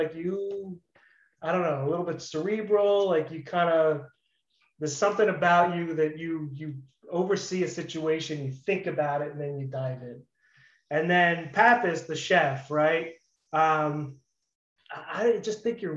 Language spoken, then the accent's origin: English; Philadelphia, Pennsylvania, United States; also born or lived in Israel; came here when I was a year old, moved to Philly, and have been in Philly 45 years